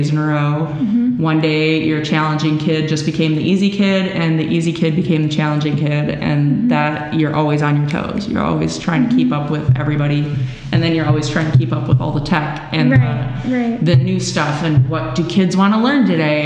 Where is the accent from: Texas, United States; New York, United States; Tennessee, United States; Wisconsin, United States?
Wisconsin, United States; Milwaukee; now in Illinois, United States; I grew up in Milwaukee, Wisconsin